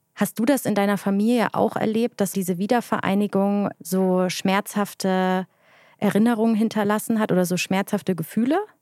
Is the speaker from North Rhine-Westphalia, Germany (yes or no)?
no; Leipzig, Saxony, Germany; moved away as an adult; also born or lived in Munich / Mannheim; ich bin in Bayern geboren, aber ich bin hier aufgewachsen. Eigentlich habe ich hier viel mehr die Connection, also zu Leipzig